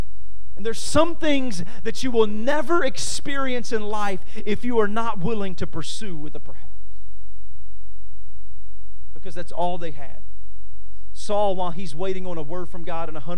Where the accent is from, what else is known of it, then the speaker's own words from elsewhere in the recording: Winnsboro, Louisiana, United States; moved away as an adult; now in Washington, D.C., United States; I'm from Winnsboro, Louisiana